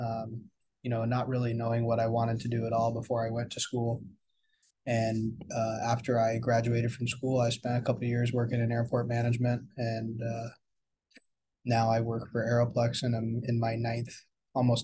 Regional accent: Seal Beach, California, United States; also born or lived in Burlington, Vermont; I am from Seal Beach, California. I grew up in this area

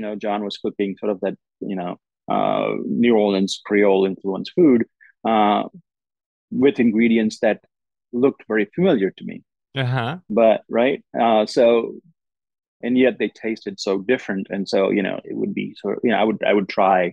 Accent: Gujarat, India; moved away as an adult; also born or lived in Strasbourg, France / Austin, Texas / Lexington, Kentucky; now in Oxford, Mississippi, United States; growing up in India

